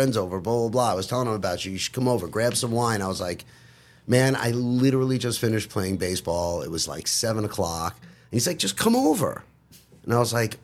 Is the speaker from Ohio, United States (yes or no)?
no; Long Island, New York, United States; moved away; I grew up on Long Island